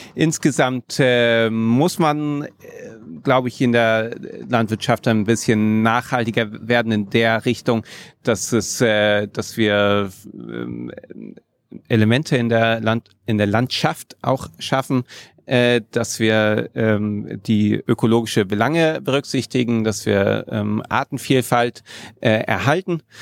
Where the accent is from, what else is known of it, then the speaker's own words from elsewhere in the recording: Magdeburg, Saxony-Anhalt, Germany; Ich bin in Magdeburg geboren